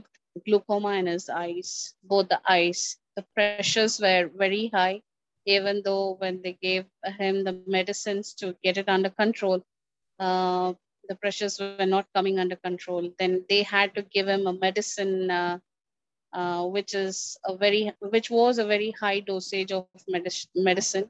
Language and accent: English; Secunderabad, Telangana, India; I'm from India, Secunderabad. This is Telangana.